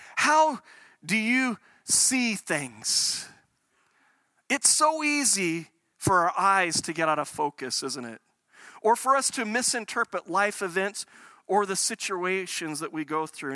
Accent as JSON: {"language": "English", "country": "United States", "tie": "born or raised there", "moved": "yes", "lives_now": "Calgary, Canada", "said": "I grew up in the States"}